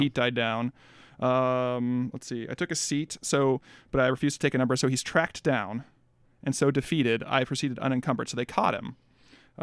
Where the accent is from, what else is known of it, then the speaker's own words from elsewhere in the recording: Midwest, United States; I'm a Midwesterner